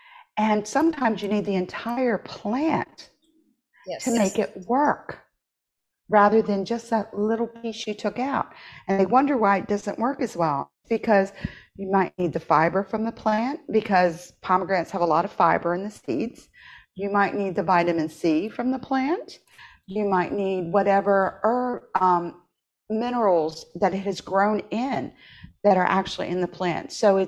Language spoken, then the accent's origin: English; Appalachia, United States; I grew up in Appalachia. I spent my summers there.